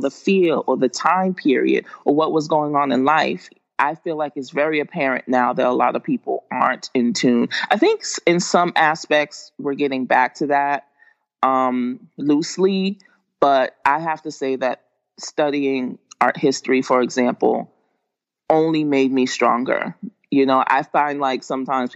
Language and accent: English; Boston, Massachusetts, United States; moved away as an adult; also born or lived in Atlanta; I was raised in Boston, Massachusetts, but I went to school in the suburbs like all, my whole life.